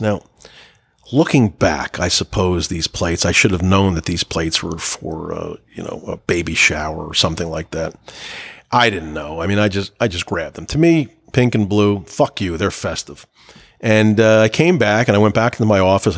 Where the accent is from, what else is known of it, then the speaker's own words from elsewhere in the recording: New Jersey, United States; I'm from New Jersey. I grew up eating on paper plates